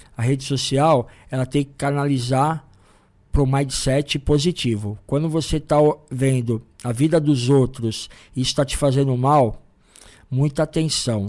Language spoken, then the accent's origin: Portuguese; São Paulo, Brazil; a gente é de São Paulo